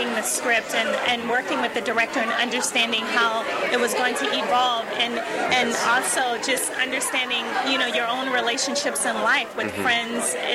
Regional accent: Washington, District of Columbia, United States; I was born in Washington, D.C.

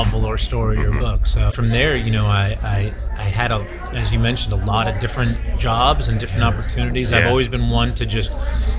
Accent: Calabasas, California, United States; also born or lived in Massachusetts; I was born and raised in San Fernando Valley in a town called Calabasas

